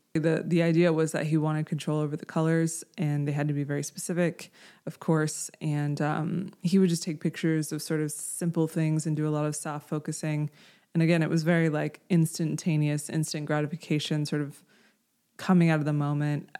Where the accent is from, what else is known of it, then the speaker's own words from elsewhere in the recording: Houston, Texas, United States; I grew up in Houston